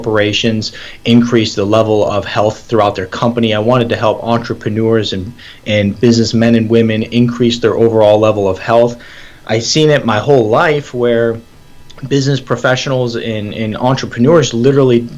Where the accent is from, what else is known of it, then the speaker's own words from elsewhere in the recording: Michigan, United States; moved away as an adult; also born or lived in Atlanta, Georgia; I was born and raised in Michigan.